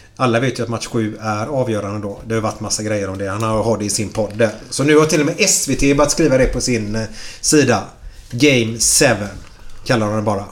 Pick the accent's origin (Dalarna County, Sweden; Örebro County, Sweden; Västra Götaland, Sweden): Västra Götaland, Sweden; Gothenburg; vi är göteborgare